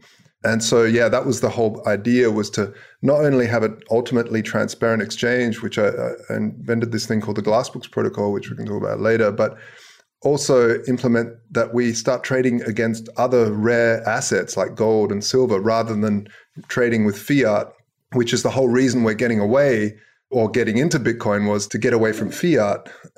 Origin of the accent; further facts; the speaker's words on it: South Australia, Australia; I grew up in Australia, hence the wacky accent. But basically, my mother moved and immigrated to Australia when I was like 5 or 6. And from there, I just sort of, we stayed there and grew up in South Australia, down south.